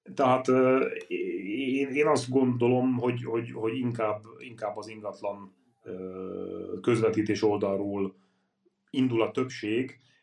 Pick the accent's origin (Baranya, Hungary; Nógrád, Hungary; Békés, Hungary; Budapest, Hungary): Nógrád, Hungary; Karancsalja; moved away; én Karancsajáról származom, Nógrád megyéből, egy kis falu